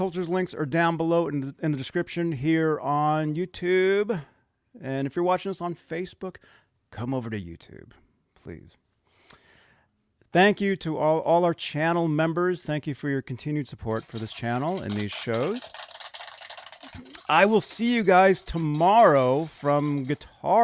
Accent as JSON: {"language": "English", "town": "San Pedro", "region": "California", "country": "United States", "tie": "born or raised there", "said": "San Pedro, my hometown."}